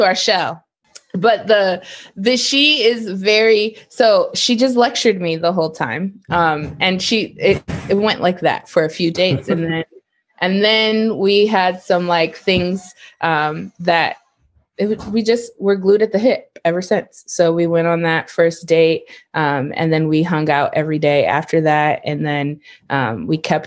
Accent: Detroit, Michigan, United States; I am from Detroit, and I am used to like city environments

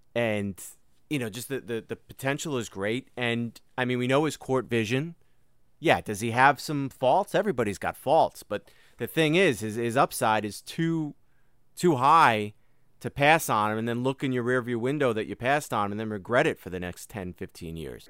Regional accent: Austin, Texas, United States; I'm from Austin, Texas

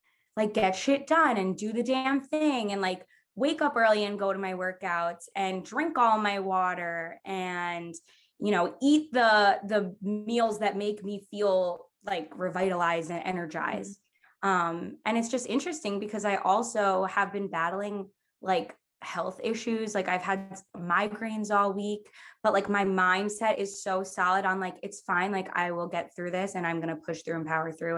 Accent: Long Island, New York, United States; I'm from Long Island

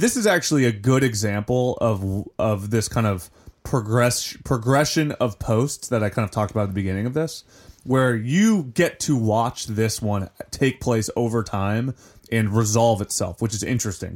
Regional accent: Ohio, United States; I'm from Ohio

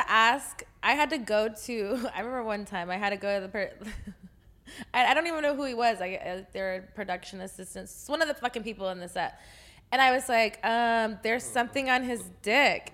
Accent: Texas, United States; I'm from Texas

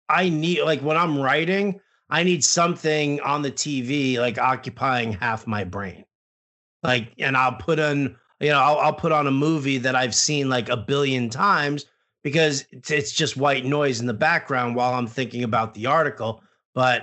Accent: New York, United States; I'm a New Yorker

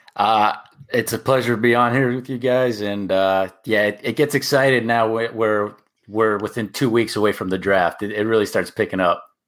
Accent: Orlando, Florida, United States; I am born and raised in Orlando

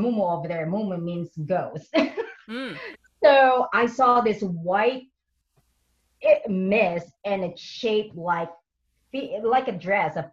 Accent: Philippines; moved away; I'm from the Philippines

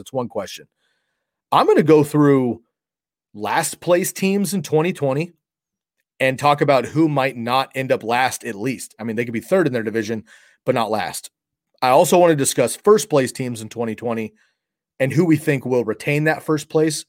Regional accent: West Coast, United States; Again, I grew up on the West Coast. we have the San Jose Sharks that are about an hour and a half from where I grew up.

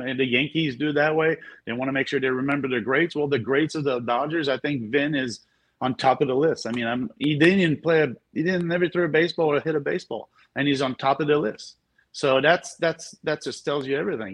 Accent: Montreal, Quebec, Canada; moved away; I'm from Montreal.

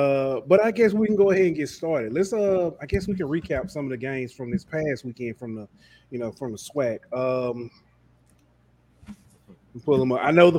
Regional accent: Alabama, United States; I'm not from Birmingham, but I ain't gonna let him talk about my state like

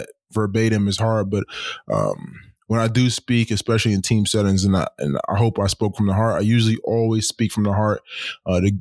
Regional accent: New York City, New York, United States; I'm from New York City, inner cities of New York City

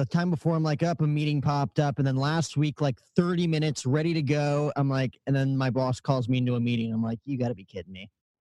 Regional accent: Morris County, New Jersey, United States; now in Scottsdale, United States; I grew up in Jersey, like, what was it, Morris County, like right outside Manhattan. And nice. Then I moved to Scottsdale, Arizona, because it's so much more warm out here, and I can't take the winters this time of year.

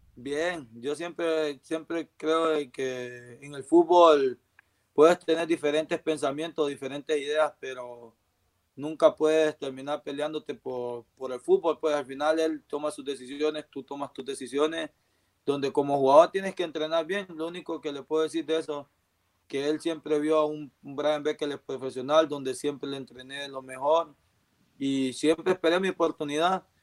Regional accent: La Ceiba, Atlántida, Honduras; moved away; Ceiba, donde, donde nací

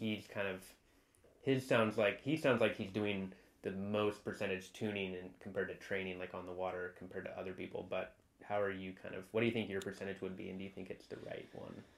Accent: Santa Barbara, California, United States; growing up in Santa Barbara

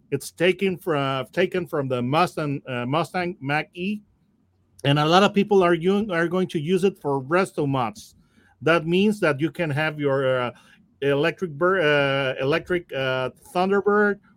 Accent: Mexico; And I am … from Mexico.

